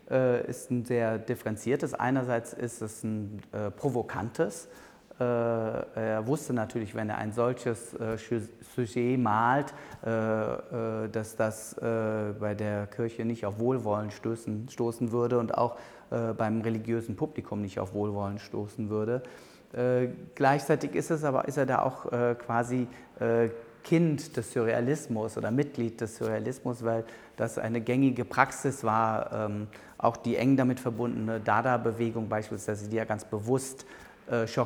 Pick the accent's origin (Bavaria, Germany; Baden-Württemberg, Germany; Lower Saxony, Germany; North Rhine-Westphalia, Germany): North Rhine-Westphalia, Germany; Bonn; born there; Ich bin in Bonn geboren.